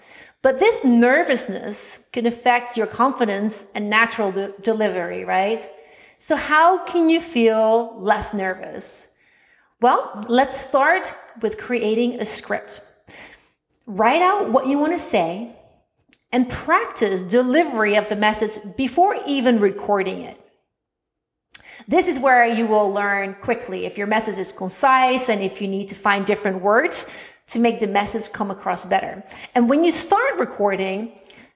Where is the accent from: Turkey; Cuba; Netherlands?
Netherlands; accent: Dutch; English is a second language; I was self-conscious about my Dutch accent